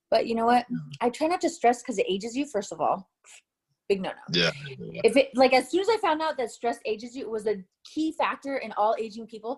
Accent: Tucson, Arizona, United States; moved away; Tucson, Arizona, born and raised.

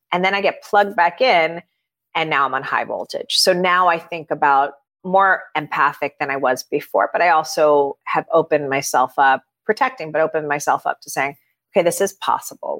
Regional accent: Miami, Florida, United States; I grew up in Miami

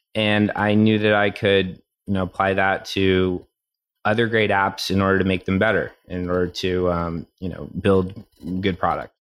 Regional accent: Tennessee, United States; moved away as an adult; I grew up in Tennessee.

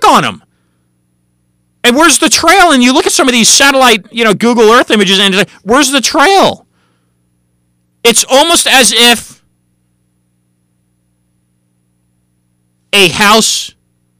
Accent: California, United States; I was born and raised in California

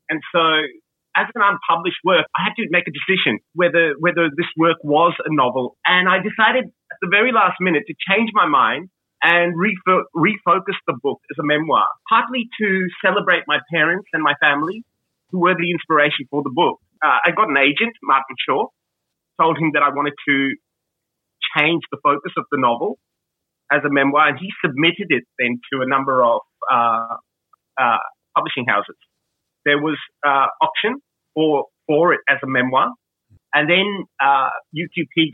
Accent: Melbourne, Victoria, Australia; also born or lived in Calcutta, India / Alice Springs, Australia; growing up in Melbourne and, and Calcutta and spending a lot of time in Alice Springs

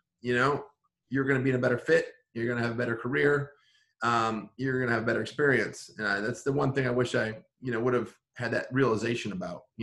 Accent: Paw Paw, Michigan, United States; my hometown of Paw Paw, Michigan

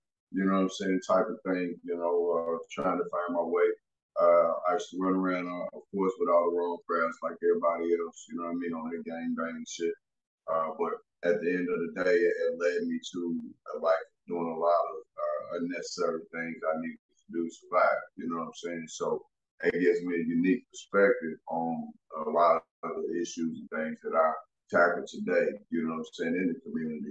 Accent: Louisville, Kentucky, United States; from the west side of Louisville, man, I'm 43 years old

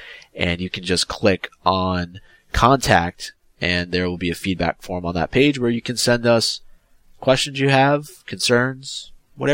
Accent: South Africa; English is a second language; now in Paris, France; I come from South Africa, but I have been living in Paris for the last 6 months by myself.

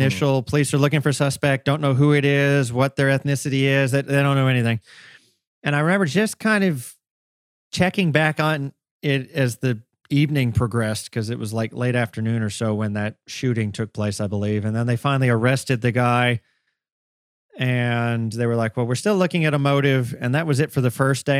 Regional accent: Augusta, Georgia, United States; I wasn't born and raised in Atlanta by any means. I was in one of the other big A's in the state, Augusta, Georgia

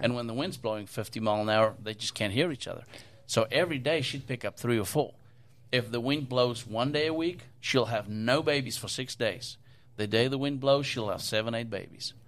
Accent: South Africa; now in United States; where I grew up in South Africa

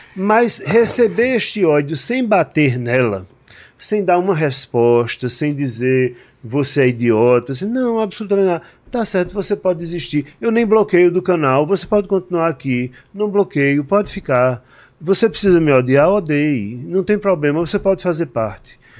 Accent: João Pessoa, Paraíba, Brazil; moved away as an adult; now in São Paulo, Brazil; Eu sou de João Pessoa, na Paraíba

